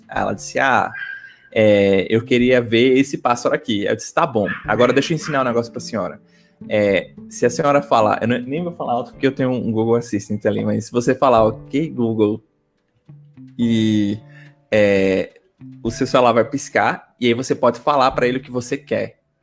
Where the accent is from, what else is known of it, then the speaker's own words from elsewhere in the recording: Recife, Pernambuco, Brazil; accent: Recife (recifense); voltar com meu sotaque recifense